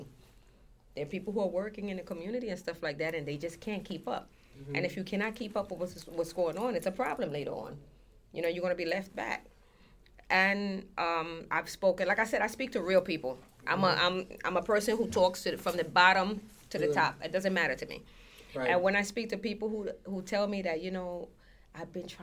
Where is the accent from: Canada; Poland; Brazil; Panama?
Panama; Colón; now in Brooklyn, United States; I was in Colón, and I was in the capital, because I'm from Colón